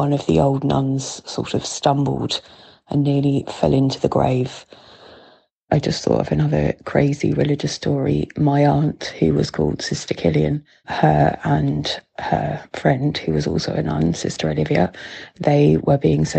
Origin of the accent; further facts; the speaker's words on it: London, United Kingdom; accent: big London accent; moved away as an adult; now in Ireland; my big London accent